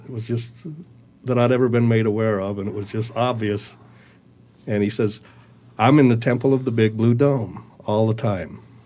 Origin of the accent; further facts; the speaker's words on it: Utah, United States; moved away; also born or lived in San Francisco; I was born in Utah, a very small town, and uh, grew up in a very small town